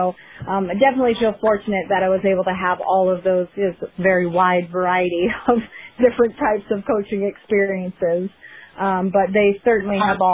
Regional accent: Minnesota, United States; I grew up in Minnesota

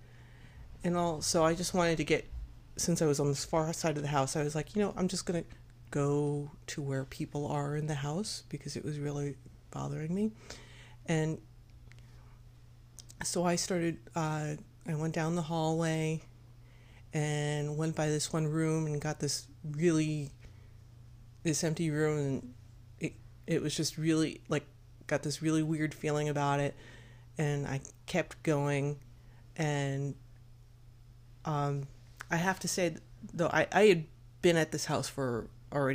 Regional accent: United States; I'm this American high school kid that's still kind of like learning French

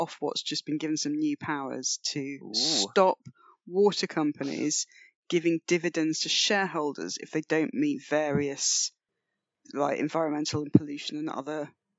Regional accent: United Kingdom; also born or lived in the north (of Britain); I'm pretty British in that regard.

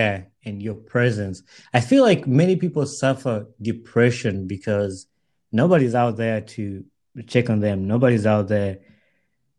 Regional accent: Uganda; I grew up in Uganda

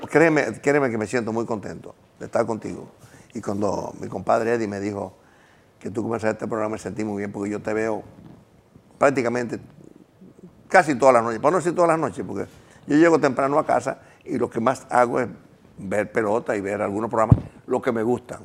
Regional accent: Gurabo, Santiago, Dominican Republic; Yo me crié en Urabo, un campo, a pie, en una bicicleta

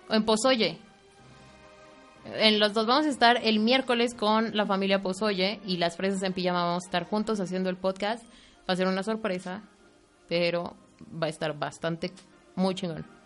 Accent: State of Mexico, Mexico; Nosotros somos del Estado de México

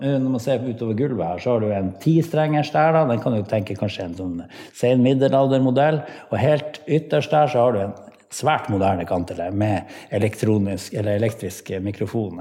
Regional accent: Pasvik Valley, Finnmark, Norway; jeg er fra Pasvikdalen og er musiker

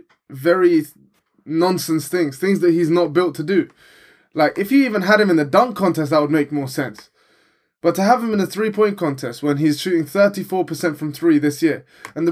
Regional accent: England, United Kingdom

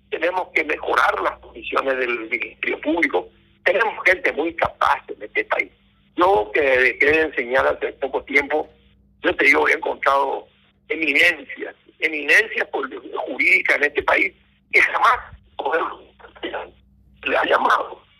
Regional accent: Paraguay; acá en el Paraguay

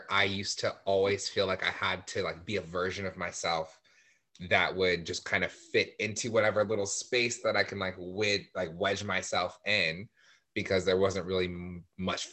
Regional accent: La Mirada, California, United States; I grew up in La Mirada, so I was surrounded by mostly white people

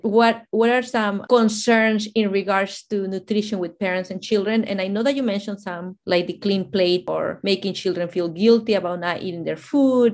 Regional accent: Mexico; moved away; I'm from Mexico, and in our culture

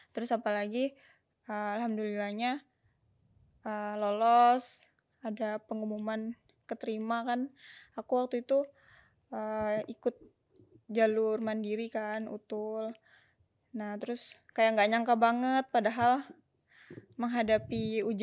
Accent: Jakarta, Indonesia; now in Yogyakarta, Indonesia; Asalnya dari Jakarta.

